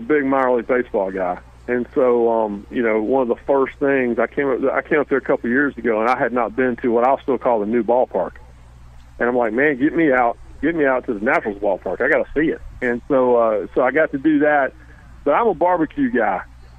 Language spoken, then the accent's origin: English; North Carolina, United States; Well, I grew up in Carolina, so we have two different distinct styles in North Carolina. We have Eastern North Carolina, Western North Carolina, and I grew up in the eastern part of the state